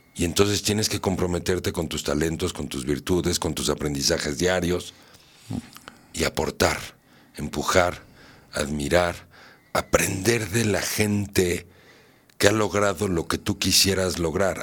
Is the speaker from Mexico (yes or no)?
yes; Mexico; yo también soy mexicano. Quieren o no, parece que no, pero sí. Aquí nací. y aquí me moriré.